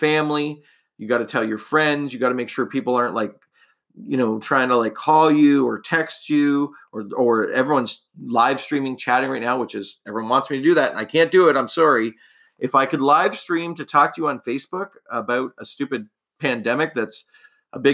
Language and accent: English; Canada; I'm a Canadian